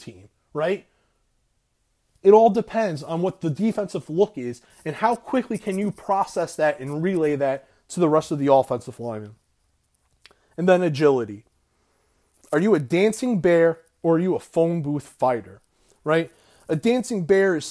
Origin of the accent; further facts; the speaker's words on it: Florida, United States; you're a fellow Floridian